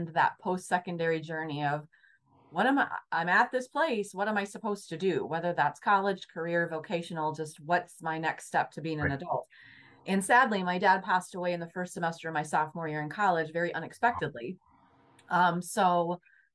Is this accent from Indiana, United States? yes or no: yes; Southern Indiana, United States; I grew up in Southern Indiana, in a small town, and my dad owned a lumberyard.